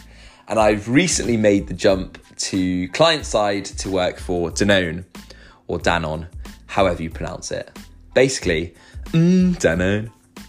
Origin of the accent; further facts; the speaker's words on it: Luxembourg; now in Kennington, United Kingdom; I am British, but I grew up in Luxembourg. That is where my parents live and have lived for the last 25 years or so, and where I call home. Though I'm currently living in Kennington in South London.